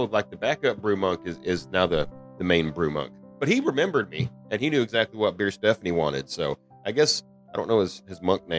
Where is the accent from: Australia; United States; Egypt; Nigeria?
United States; the South; I'm from the South.